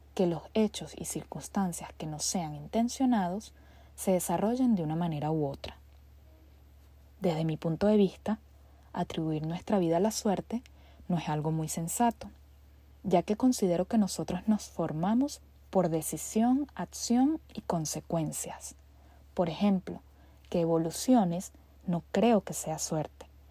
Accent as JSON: {"language": "Spanish", "town": "Caracas", "region": "Capital District", "country": "Venezuela", "tie": "born or raised there", "said": "Nací un 9 de diciembre a las 7.40 de la mañana en Caracas, Venezuela"}